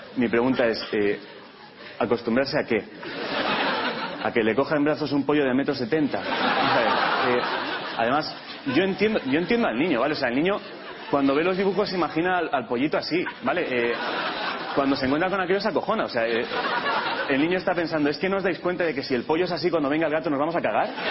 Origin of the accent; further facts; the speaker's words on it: Catalonia, Spain; Yo vengo de Cataluña